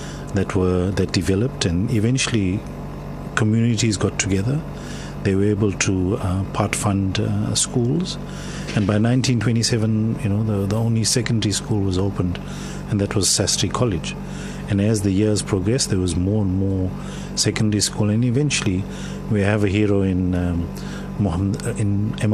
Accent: South Africa; I'm South African, I'm not Indian

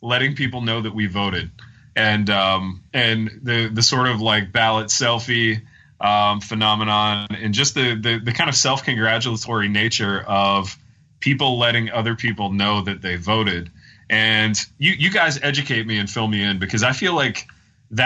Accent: Midwest, United States; I grew up in the Midwest in a time where you didn't publish your every thought and emotion

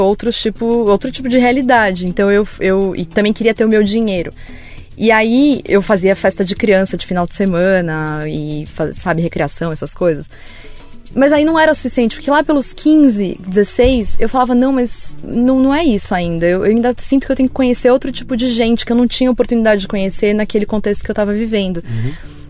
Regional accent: Vinhedo, São Paulo, Brazil; eu sou de São Paulo, mas eu cresci em Vinhedo, que é aqui no interior de São Paulo

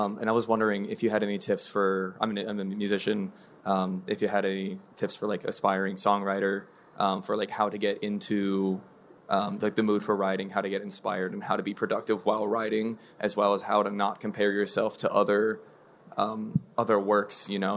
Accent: Oregon, United States; I'm from Oregon

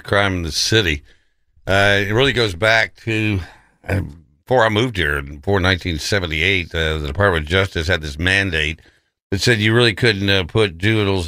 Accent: West Texas, United States; when I was growing up in West Texas in the 50s, 60s

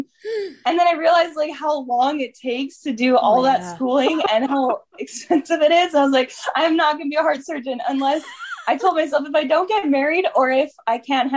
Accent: Edmonton, Alberta, Canada; I came from Edmonton, from the Royal Alex Hospital. My mom birthed me there, and and I've stayed in Edmonton almost the whole rest of my life

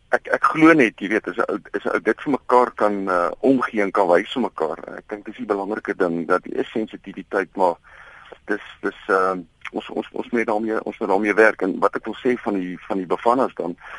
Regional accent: South Africa; as Suid-Afrikaners

